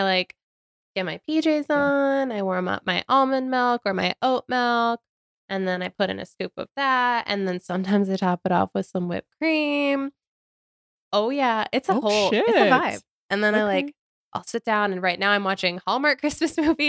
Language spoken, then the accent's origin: English; Ohio, United States; I'm from Ohio.